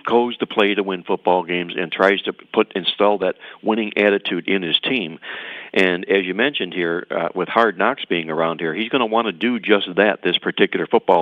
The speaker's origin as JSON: {"language": "English", "town": "Cleveland", "region": "Ohio", "country": "United States", "said": "I'm from Cleveland"}